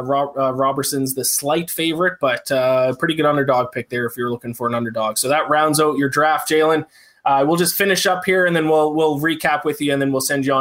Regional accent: Canada; I'm Canadian

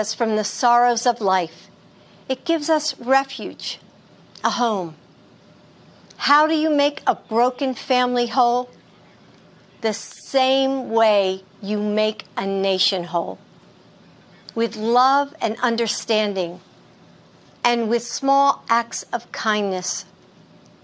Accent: United States; as an American

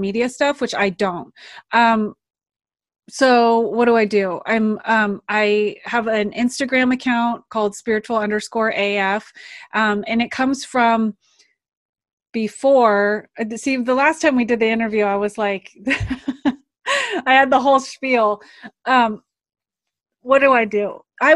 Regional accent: United States; also born or lived in Santa Cruz, California / Alaska; I grew up in Santa Cruz, California and Alaska.

